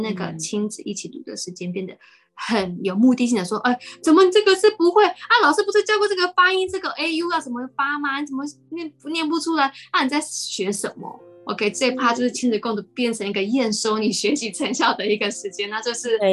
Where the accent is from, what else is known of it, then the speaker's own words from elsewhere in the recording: Taiwan; also born or lived in United States; 他们也都一样跟我小时候在美国，那回到台湾